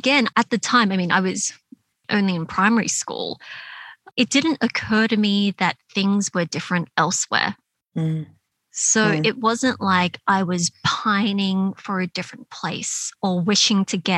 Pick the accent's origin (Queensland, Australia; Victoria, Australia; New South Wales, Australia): New South Wales, Australia; Sydney; moved away as an adult; I have an older brother, and you know, we both grew up in that area. We went to school in Canyvale and in Smithfield and Fairfield.